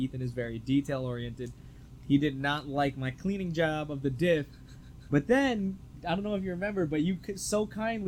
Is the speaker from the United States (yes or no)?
yes; New Jersey, United States; We're both from North Jersey